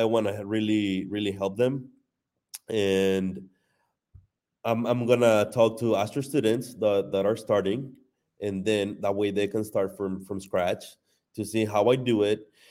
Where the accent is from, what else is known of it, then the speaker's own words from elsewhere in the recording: Mexico; moved away as an adult; now in United States; I wasn't born in Mexico, I was born here in the U S, but, um, I went to Mexico when I was, like, two years old, so I was raised in Mexico. I was in Mexico until twenty-three